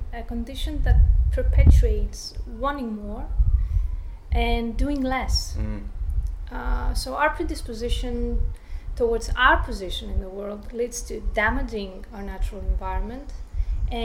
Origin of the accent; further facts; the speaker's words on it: Thessaloniki, Central Macedonia, Greece; moved away as an adult; also born or lived in London / Barcelona; now in Australia; I was born and raised in Thessaloniki, Greece